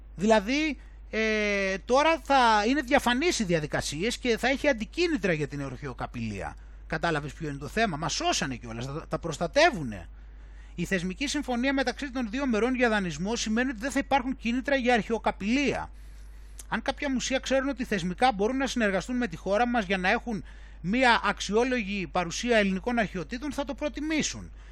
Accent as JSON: {"language": "Greek", "country": "Greece", "said": "να είμαι από την Ελλάδα"}